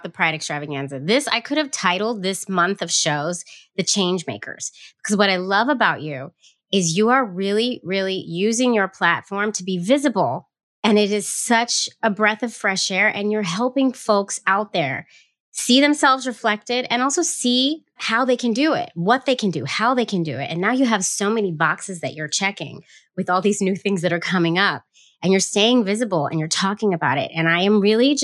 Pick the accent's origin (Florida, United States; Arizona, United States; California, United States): California, United States; San Francisco; now in New York, United States; I'm from San Francisco originally. I live in New York now